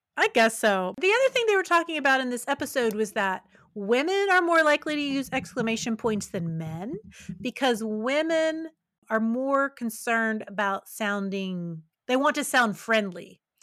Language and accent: English; West Virginia, United States; moved away; also born or lived in Kentucky; I'm from West Virginia, my family's from West Virginia, I lived in rural Kentucky for a while